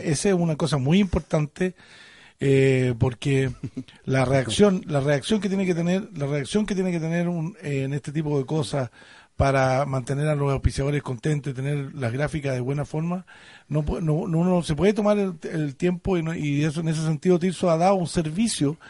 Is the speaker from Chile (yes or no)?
yes; Chile; como buenos chilenos